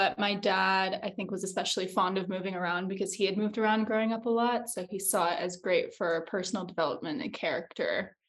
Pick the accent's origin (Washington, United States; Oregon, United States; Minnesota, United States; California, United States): Washington, United States; Liberty Lake; I have moved over 20 times. Mm-hmm. The longest I spent anywhere, though, was in Eastern Washington State, in the small town called Liberty Lake, Washington, on the border of Idaho.